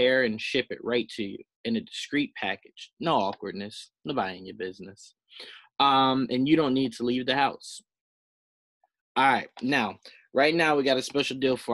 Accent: the South, United States; I was born in the South

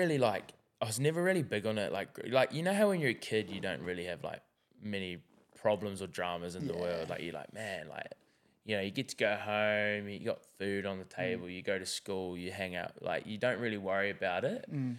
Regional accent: New Zealand; And for me, like, I'm like being from New Zealand, I know that like, you know, suicide in New Zealand, like we're in very, very high numbers.

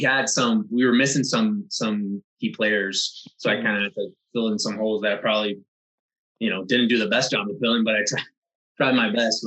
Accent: Ontario, Canada; moved away as an adult; also born or lived in Cuba; now in Florida, United States; originally I was born in Cuba, moved to Canada, Ontario

